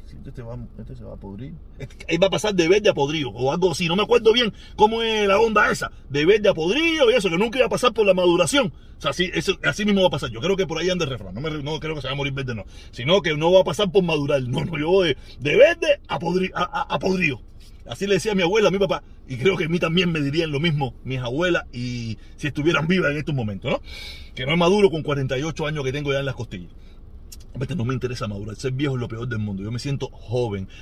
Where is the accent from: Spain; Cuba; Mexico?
Cuba; moved away